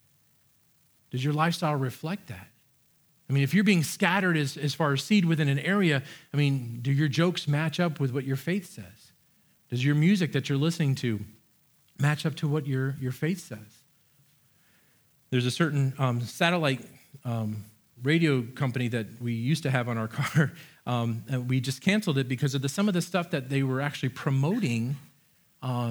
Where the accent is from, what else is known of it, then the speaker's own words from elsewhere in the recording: United States; I love being an American